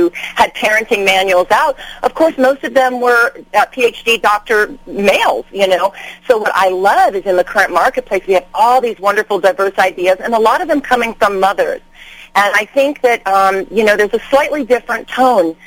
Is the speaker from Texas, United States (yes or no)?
no; Manassas, Virginia, United States; moved away as an adult; also born or lived in New York City; now in Los Angeles, United States; I am from the East Coast. My father was in the Navy. I grew up in Manassas, Virginia.